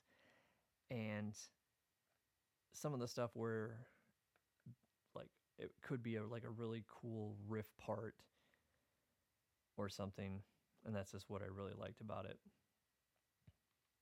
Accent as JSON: {"language": "English", "region": "Iowa", "country": "United States", "moved": "yes", "lives_now": "Minnesota, United States", "said": "I'm originally from Iowa"}